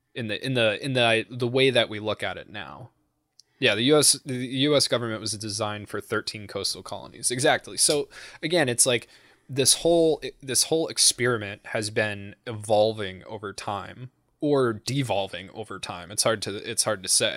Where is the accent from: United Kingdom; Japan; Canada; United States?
United States; New England; I'm from New England.